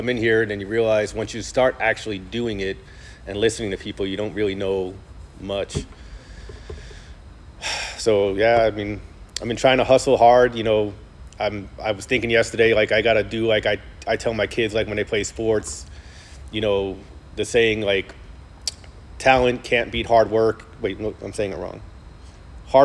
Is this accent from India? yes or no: no; New York City, New York, United States; moved away as an adult; I grew up in New York, in Brooklyn